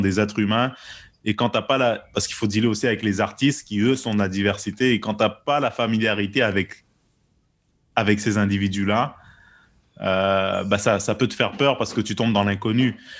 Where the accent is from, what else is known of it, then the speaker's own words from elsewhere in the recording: Quebec, Canada; j'estime qu'on est des Québécois, même si on n'est pas nécessairement de souche là, comme on dit. on a d'autres backgrounds